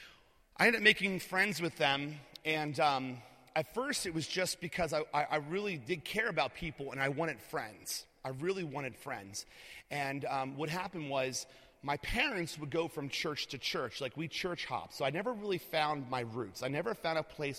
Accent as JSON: {"language": "English", "town": "Lancaster", "region": "Pennsylvania", "country": "United States", "tie": "born or raised there", "also_born_or_lived": "outside of Philadelphia, Pennsylvania", "said": "we ended up moving from outside of Philadelphia to Lancaster, Pennsylvania, and that's where I'm from. I'm from Lancaster originally"}